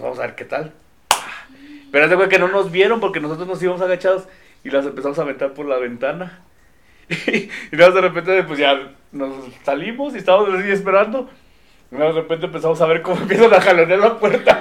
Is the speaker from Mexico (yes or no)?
yes; Mexico; como buen mexicano